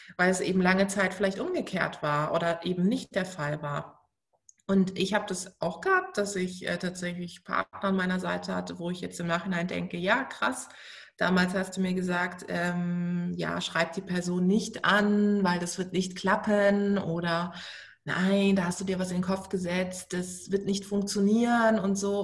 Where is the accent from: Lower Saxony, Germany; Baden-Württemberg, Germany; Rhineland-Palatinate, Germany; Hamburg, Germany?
Baden-Württemberg, Germany; also born or lived in Munich; now in Berlin, Germany; Baden-Württemberg, es tut mir total leid für meine Heimat